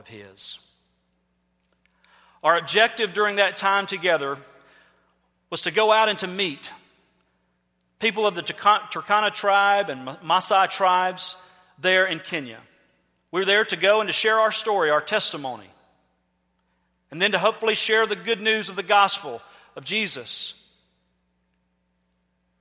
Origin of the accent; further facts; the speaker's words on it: United States; we're from America